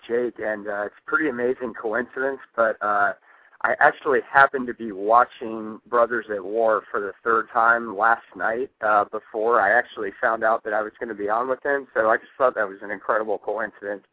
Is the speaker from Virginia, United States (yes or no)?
yes; Northern Virginia, United States; I grew up in the Northern Virginia area